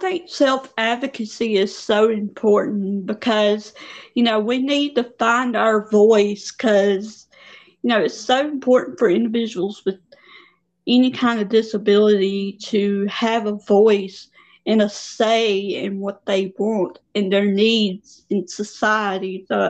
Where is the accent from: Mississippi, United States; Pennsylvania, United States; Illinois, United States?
Mississippi, United States; I'm from Mississippi.